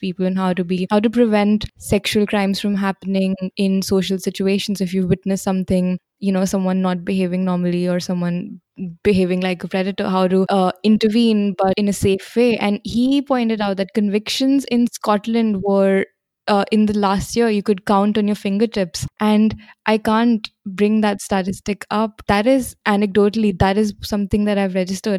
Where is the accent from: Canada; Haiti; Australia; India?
India; I'm from India